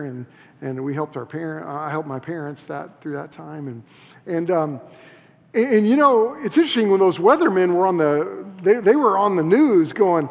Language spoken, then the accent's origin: English; Moore, Oklahoma, United States; moved away; I was in the heart of Moore, Oklahoma. That's where I grew up